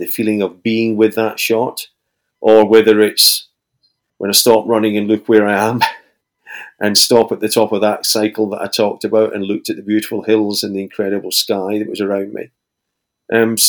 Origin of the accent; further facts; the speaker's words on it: Scotland, United Kingdom; here in my hometown in Scotland